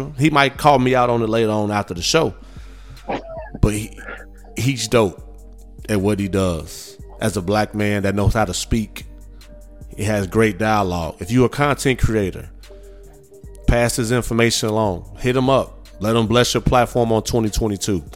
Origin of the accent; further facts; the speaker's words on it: Midwest, United States; now in Houston, United States; I'm from the Midwest, born and raised